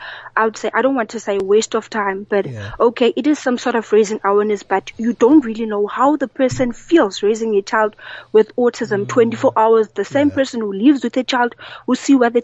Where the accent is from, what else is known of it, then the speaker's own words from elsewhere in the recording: Eastern Cape, South Africa; I grew up in the Eastern Cape, in a village where nobody knew about autism